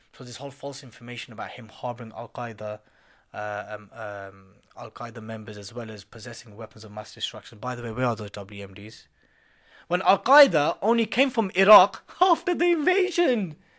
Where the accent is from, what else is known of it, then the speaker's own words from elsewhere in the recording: United Kingdom; I was born here. I'm as British as you, sir